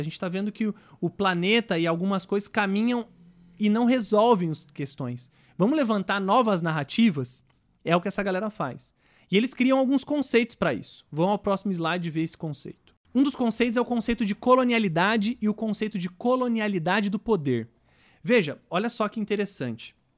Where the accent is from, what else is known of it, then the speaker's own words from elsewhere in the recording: Brazil; nós, enquanto brasileiros